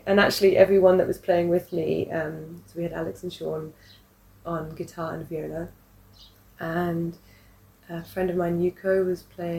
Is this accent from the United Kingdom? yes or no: yes; England, United Kingdom; moved away as an adult; now in Hong Kong; And then I'm English.